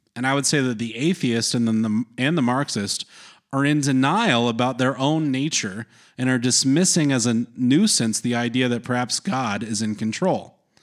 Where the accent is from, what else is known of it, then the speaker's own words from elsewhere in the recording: North Carolina, United States; growing up in North Carolina, there was a lot of especially evangelical Protestants